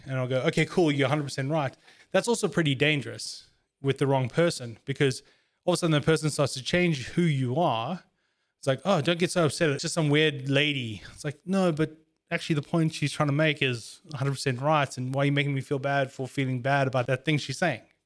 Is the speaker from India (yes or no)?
no; South Africa; As a South African